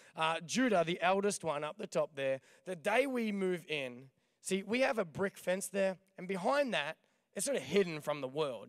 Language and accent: English; Victoria, Australia; moved away as an adult; also born or lived in Ipswich, Queensland / Proserpine, Queensland / Albury Wodonga; now in Des Moines, United States; then we moved to Victoria